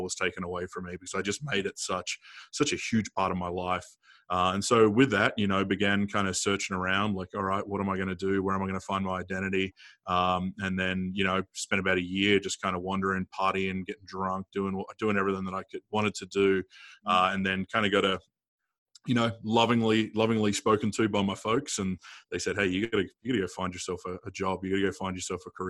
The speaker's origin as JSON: {"language": "English", "town": "Adelaide", "region": "South Australia", "country": "Australia", "tie": "born or raised there", "said": "I grew up in Adelaide, South Australia, come from a farming family, but, grew up kind of in the city of Adelaide"}